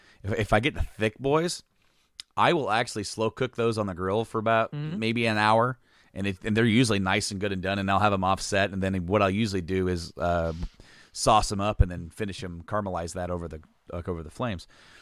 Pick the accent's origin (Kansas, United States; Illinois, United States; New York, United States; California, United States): Illinois, United States; Hoopeston; The IGA where Nate and I grew up in Hoopston used to have it.